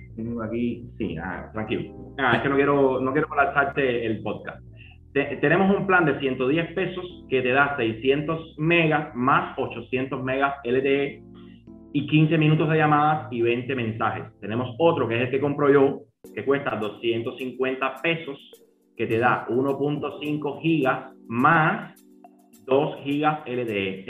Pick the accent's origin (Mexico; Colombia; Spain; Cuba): Cuba; como somos cubanos